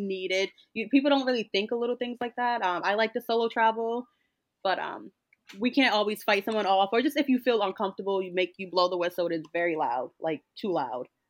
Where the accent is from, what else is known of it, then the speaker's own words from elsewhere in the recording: Newport, Rhode Island, United States; I'm from Rhode Island, but I'm also from a small town in Rhode Island, which is Newport